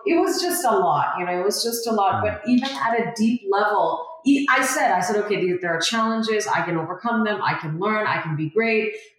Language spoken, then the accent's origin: English; Malaysia; also born or lived in Kolkata, India; I was born in India, very, very proud of that. And I moved to Malaysia, which is in Southeast Asia, at age five. So my family and I moved to Malaysia at age five.